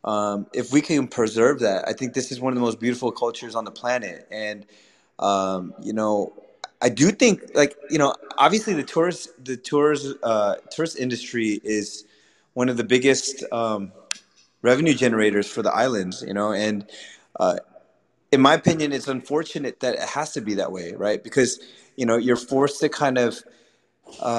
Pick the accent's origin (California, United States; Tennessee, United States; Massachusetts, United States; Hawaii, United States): California, United States; you're originally from California like me